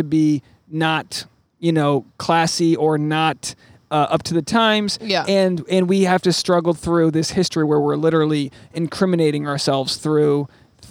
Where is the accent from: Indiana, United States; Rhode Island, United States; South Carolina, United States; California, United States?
Rhode Island, United States; I grew up in Rhode Island